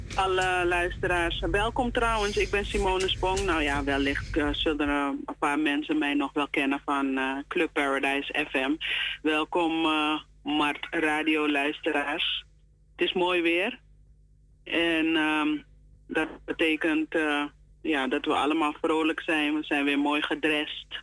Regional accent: Suriname; wij als Surinamers

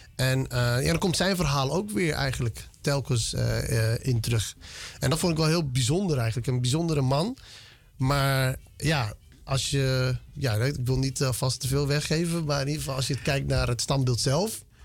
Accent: Netherlands; born or raised there; also born or lived in Ethiopia

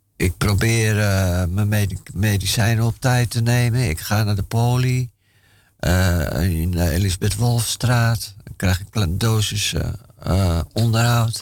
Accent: Amsterdam, North Holland, Netherlands; ik ben in Amsterdam-Noord uh, opgegroeid

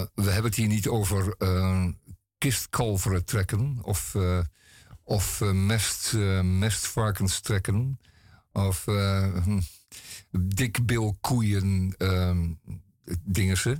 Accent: Amsterdam, North Holland, Netherlands; als Amsterdammer.

